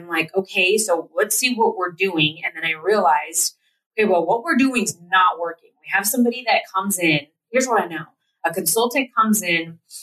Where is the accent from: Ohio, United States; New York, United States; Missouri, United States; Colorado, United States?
Colorado, United States; Platteville; we grew up in Platteville, Colorado